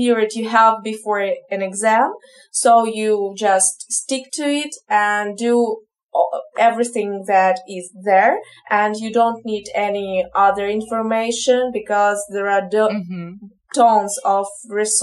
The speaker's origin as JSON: {"language": "English", "region": "Kyiv", "country": "Ukraine", "second_language": "English", "moved": "as an adult", "lives_now": "Kazakhstan", "said": "I am from Ukraine, from Kiev, but now I'm living in Kazakhstan"}